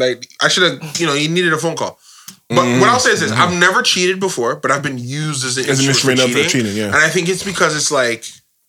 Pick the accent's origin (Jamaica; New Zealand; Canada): Jamaica; I'm Jamaican